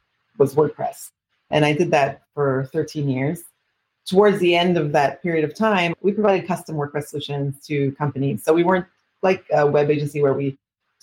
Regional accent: Canada; now in Israel; I'm originally from Canada, actually, but I've been living in Israel for the last 26 years

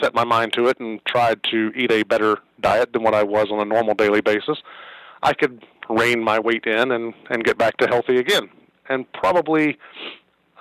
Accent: Greensboro, North Carolina, United States; also born or lived in Chapel Hill, North Carolina / Pittsburgh, Pennsylvania; I grew up in Greensboro

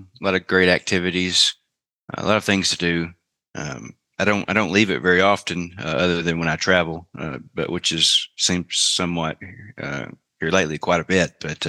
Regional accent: Oklahoma, United States; moved away as an adult; now in Houston, United States; I'm in Houston. Yeah, I'm originally from Oklahoma, redneck from Oklahoma, but you know, I moved down to Houston about 17 years ago, where I started my journey. Come from a town of about 1,000 people

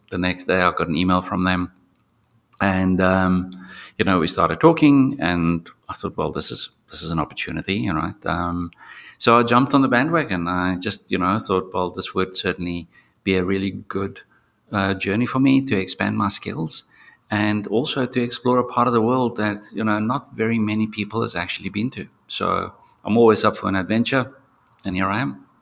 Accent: South Africa; I was born in South Africa, but um, yeah, my ancestors are from Germany.

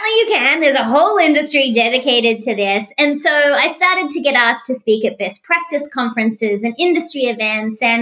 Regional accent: Australia; now in Tampa, United States; I'm an Australian, but I also became an American citizen

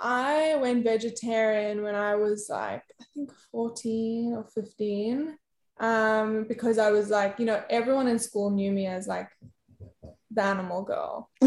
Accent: South Africa; South Africa.

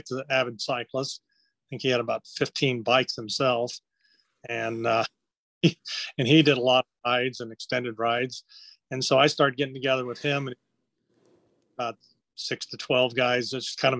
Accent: Ohio, United States; I was raised in Ohio. I grew up between Cincinnati and Dayton, Ohio.

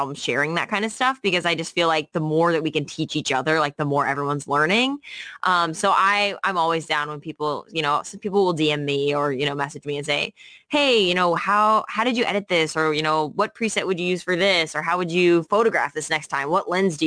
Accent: St. Louis, Missouri, United States; moved away as an adult; now in New York City, United States; I came from St. Louis, Missouri, where I'm from

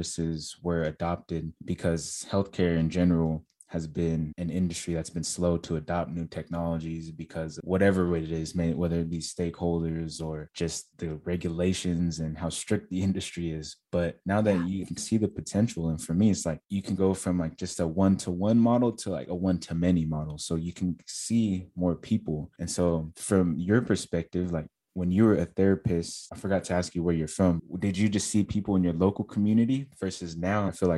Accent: California, United States; now in Texas, United States; I'm from California, so they require you to have a state license in California. And now I live in Texas

